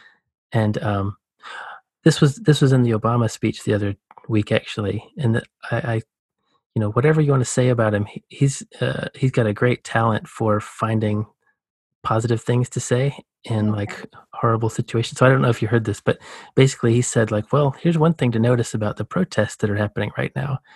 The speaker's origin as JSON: {"language": "English", "region": "rural Georgia", "country": "United States", "tie": "born or raised there", "said": "I grew up in the Southeast US, you know, the Deep South"}